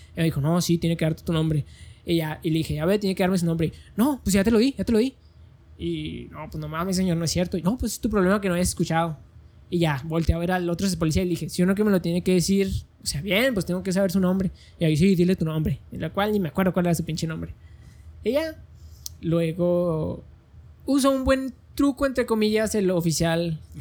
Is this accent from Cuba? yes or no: no; Mexico; Como mexicano puedo caminar sobre cualquier calle de México que yo quiera